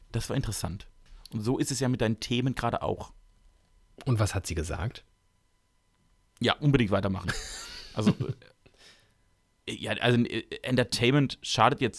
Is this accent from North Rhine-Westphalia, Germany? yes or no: no; Baden-Württemberg, Germany; Ich komme also, aus Baden-Württemberg.